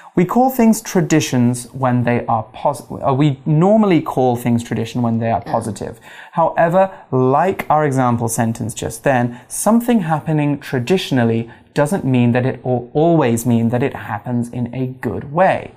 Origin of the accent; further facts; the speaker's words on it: United Kingdom; being British, being gay, being a Spanish speaker